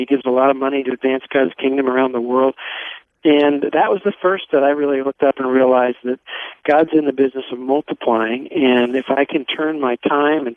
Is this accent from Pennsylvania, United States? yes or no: yes; Philadelphia, Pennsylvania, United States; moved away as an adult; also born or lived in Montreal; I grew up in Philadelphia